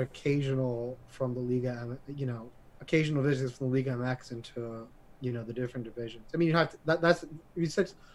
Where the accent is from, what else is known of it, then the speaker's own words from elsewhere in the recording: United States; as an American